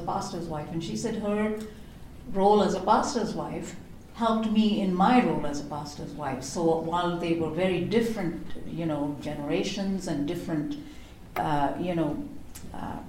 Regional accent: India; I grew up in India.

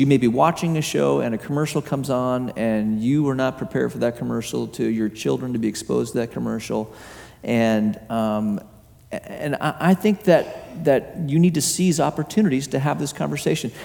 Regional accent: Hong Kong; moved away; I, I grew up in Hong Kong um, as a young kid

